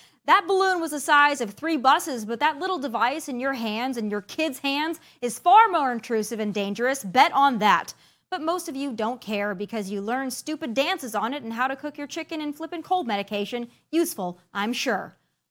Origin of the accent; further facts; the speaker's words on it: Midwest, United States; I'm from the Midwest